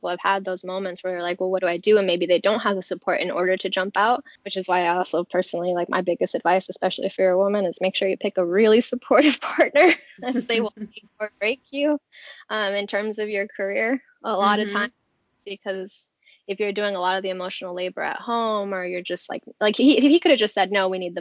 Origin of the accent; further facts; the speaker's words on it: California, United States; now in Los Angeles, United States; I'm from California.